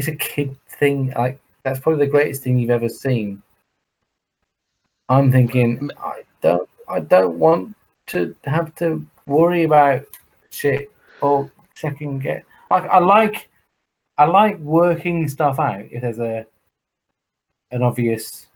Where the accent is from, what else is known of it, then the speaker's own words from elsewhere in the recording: Croydon, London, United Kingdom; I'm an Indian from Croydon